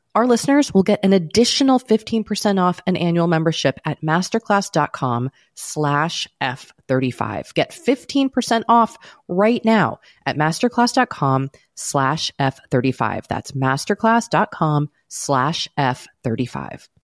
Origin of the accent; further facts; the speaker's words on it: United States; speaking as an American